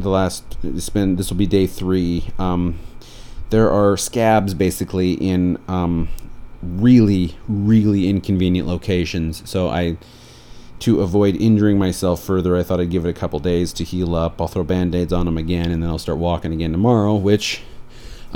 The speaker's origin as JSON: {"language": "English", "town": "Beulah", "region": "North Dakota", "country": "United States", "tie": "born or raised there", "moved": "yes", "lives_now": "Portland, United States", "said": "Both my wife and I were raised in Beulah, North Dakota"}